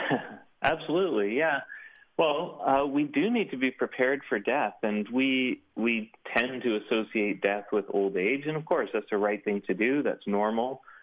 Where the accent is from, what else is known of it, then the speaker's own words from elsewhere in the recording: Canada; here in Canada.